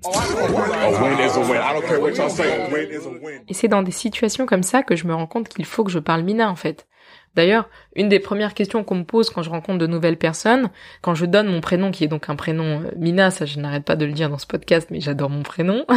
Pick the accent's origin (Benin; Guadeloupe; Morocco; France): Benin; je suis béninois